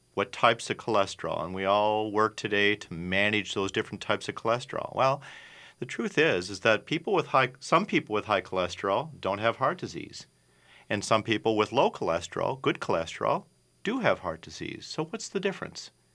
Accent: Minneapolis, Minnesota, United States; I'm a Minnesota boy. I grew up in the South Minneapolis area

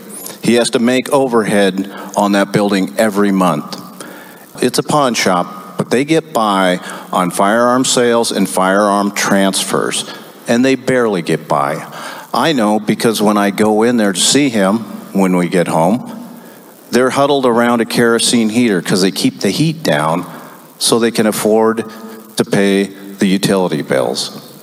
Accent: Skagit County, Washington, United States; born or raised there

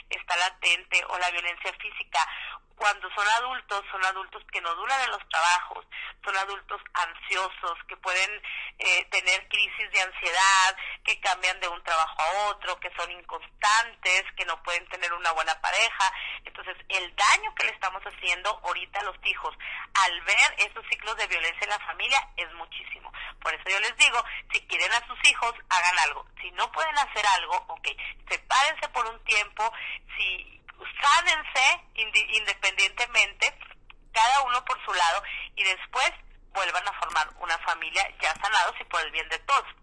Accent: Mexico; aquí en México, en mi país

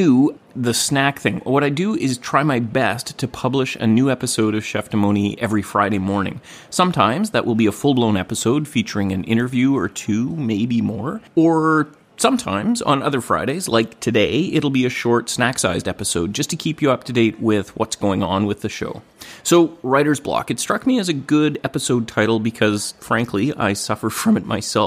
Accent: Gibsons, British Columbia, Canada; I'm in my hometown of Gibsons, BC, recording away at the dining room table

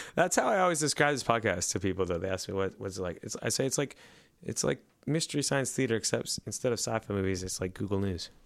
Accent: Lilburn, Georgia, United States; in my hometown

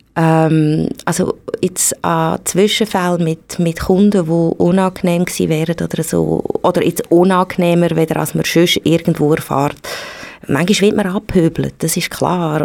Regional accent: Switzerland; bei uns in der Schweiz

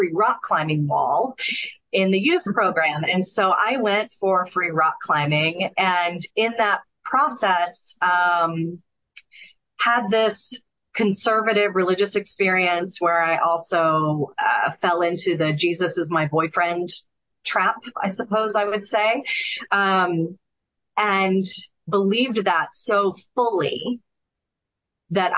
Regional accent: Atlanta, Georgia, United States; I grew up in Atlanta, which is the Bible Belt, part of the Bible Belt.

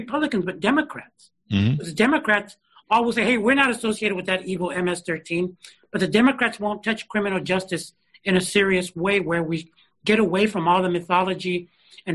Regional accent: San Francisco, California, United States; also born or lived in Los Angeles; no summer programs like what I grew up with here in San Francisco

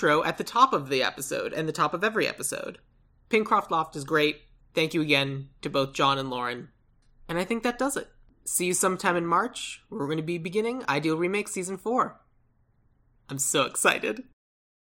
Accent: Tucson, Arizona, United States; I'm from Tucson.

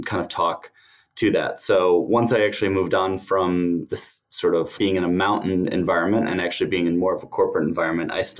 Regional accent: United States; moved away as an adult; also born or lived in United Kingdom; growing up in the States

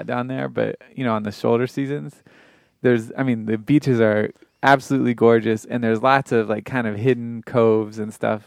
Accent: Florida, United States; I'm from Florida

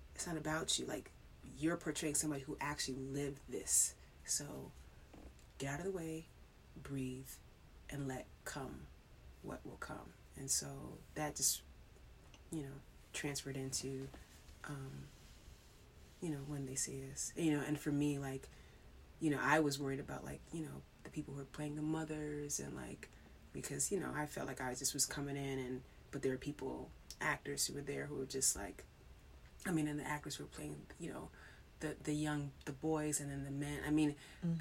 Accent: New York, United States; growing up in New York

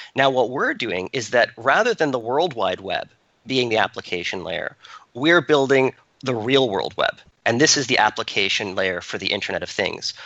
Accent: Canada; moved away as an adult; also born or lived in Toronto; now in Silicon Valley, United States; we grew up in Canada

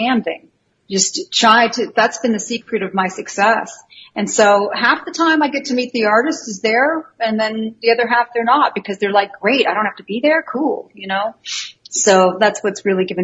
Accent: a small town in northern Canada, Canada; moved away as an adult; also born or lived in California, United States / Florida / New York / Houston; now in Las Vegas, United States; I came from a small town in northern Canada, and I was born in the United States.

